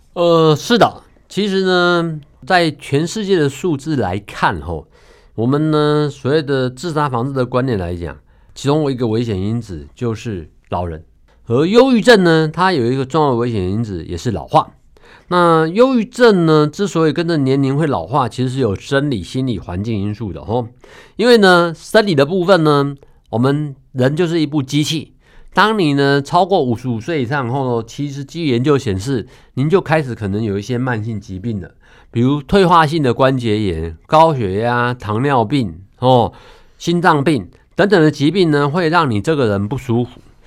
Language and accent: Chinese; Taiwan; 我们台湾